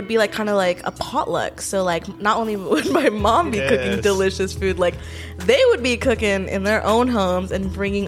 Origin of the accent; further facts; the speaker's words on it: South India, India; And we're from South India.